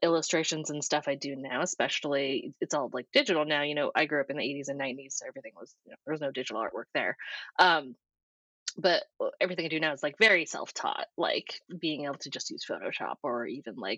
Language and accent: English; New Hampshire, United States; moved away as an adult; also born or lived in Scotland; now in Los Angeles, United States; I'm born and raised in New Hampshire